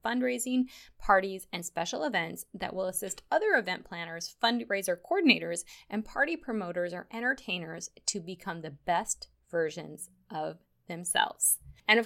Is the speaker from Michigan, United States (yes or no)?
yes; Upper Peninsula of Michigan, United States; now in Guam; I grew up in the Upper Peninsula of Michigan near Lake Superior